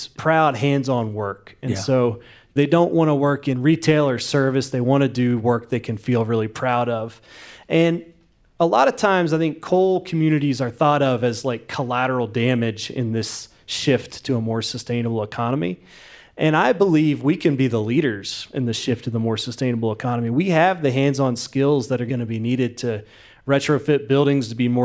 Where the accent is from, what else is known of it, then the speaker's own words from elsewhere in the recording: West Virginia, United States; growing up in West Virginia